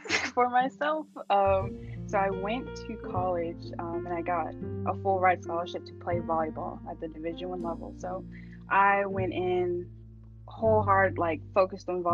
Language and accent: English; Charleston, South Carolina, United States; born or raised there